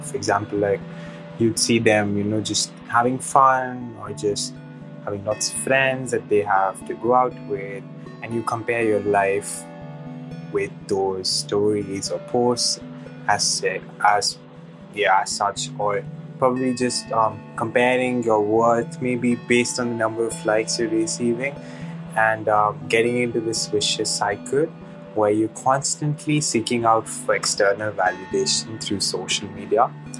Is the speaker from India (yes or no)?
yes; India; English is a second language; I'm from India.